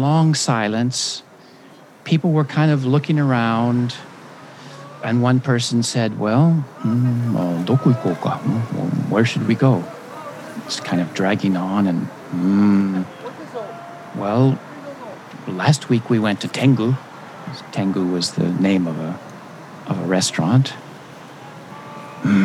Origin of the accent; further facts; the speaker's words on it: United States; moved away as an adult; also born or lived in Japan; as an American